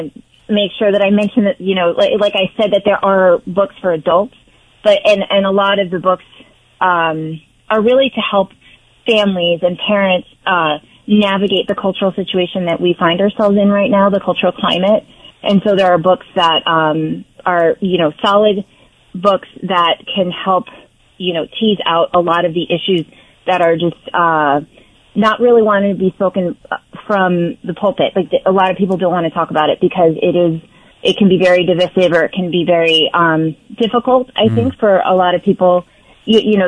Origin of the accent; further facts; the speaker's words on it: Midwest, United States; moved away as an adult; also born or lived in Korea; now in New Jersey, United States; I grew up in the Midwest area, but my family is now in Florida